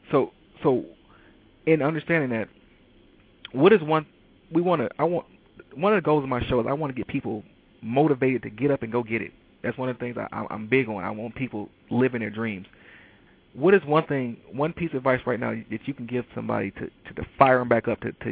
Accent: Detroit, Michigan, United States; you know, I'm from Detroit, and a lot of people in Detroit right now are dealing with the fact that, you know, Chrysler basically doesn't build cars anymore.

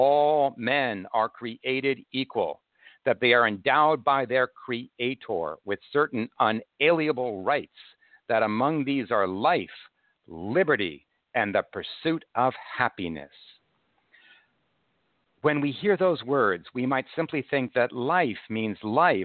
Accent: United States

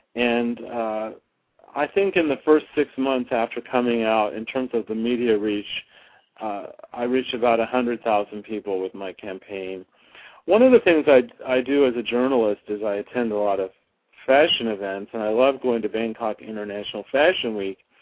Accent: Flagstaff, Arizona, United States; moved away as an adult; also born or lived in Tucson, Arizona; now in Los Angeles, United States; I was born and raised in Arizona. I was born in Tucson. I grew up in Flagstaff

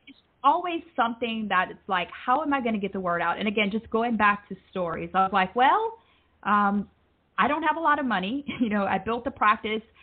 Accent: United States; moved away as an adult; also born or lived in Alabama; now in Jamaica; I'm originally from the States

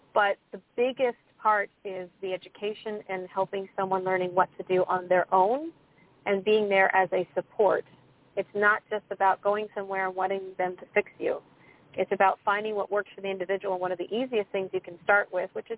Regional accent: United States; I'm from the United States

